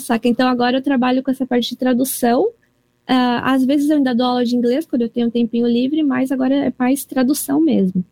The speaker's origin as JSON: {"language": "Portuguese", "town": "Toyota", "region": "Aichi", "country": "Japan", "tie": "born or raised there", "said": "eu nasci e cresci também na cidade de Toyota."}